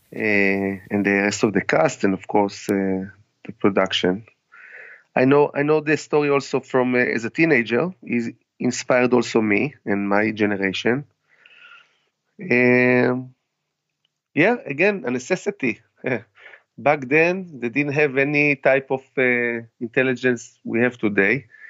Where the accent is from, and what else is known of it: Israel; now in United States